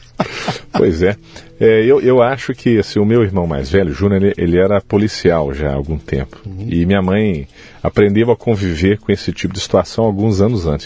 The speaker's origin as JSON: {"language": "Portuguese", "town": "Belo Horizonte", "region": "Minas Gerais", "country": "Brazil", "tie": "born or raised there", "moved": "as an adult", "lives_now": "Uberaba, Brazil", "said": "Eu nasci em Belo Horizonte, Minas Gerais, capital. Sou filho do orgulhoso é, terceiro filho do seu Antônio e Dona Zica, é. lá na periferia de Belo Horizonte, e desde sempre escolas públicas."}